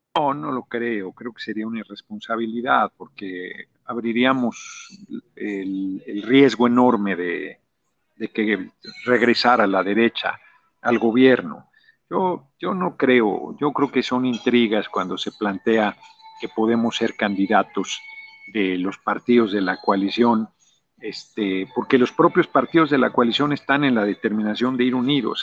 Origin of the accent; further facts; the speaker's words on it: Mexico City, Mexico; moved away as an adult; now in Morelos, Mexico; yo nací en el DF